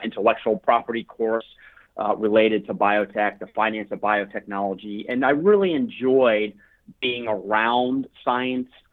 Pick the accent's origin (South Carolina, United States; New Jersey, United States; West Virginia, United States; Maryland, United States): Maryland, United States; Baltimore; also born or lived in Colorado; I was born and raised in Baltimore, Maryland